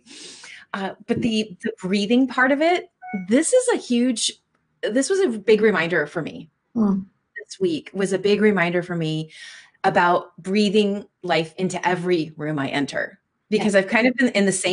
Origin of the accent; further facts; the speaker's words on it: Minnesota, United States; I grew up, I was born in Minnesota